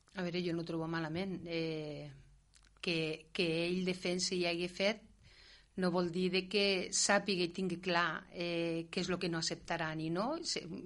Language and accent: Catalan; Catalonia, Spain